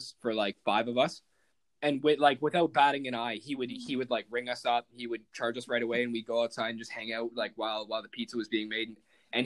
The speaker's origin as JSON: {"language": "English", "town": "Burlington", "region": "Ontario", "country": "Canada", "said": "I'm from Burlington"}